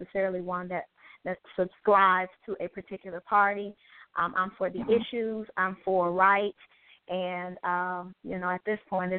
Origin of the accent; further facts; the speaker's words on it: Chicago, Illinois, United States; the one and only. I am from Chicago, Illinois. I am first and foremost, I always say I am … which is an honor and a privilege to be attached to him, 18 months junior.